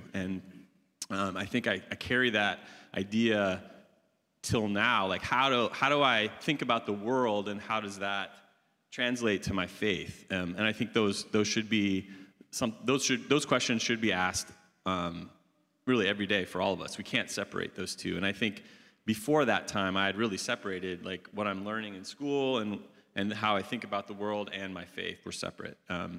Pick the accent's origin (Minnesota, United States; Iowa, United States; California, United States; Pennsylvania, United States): Iowa, United States; I was raised in Iowa, Northwest Iowa, which is an ag-focused, agricultural state, as many of you know.